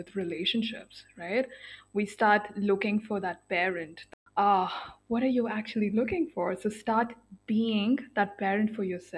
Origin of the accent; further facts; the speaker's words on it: India; I am born and brought up in India in a middle class family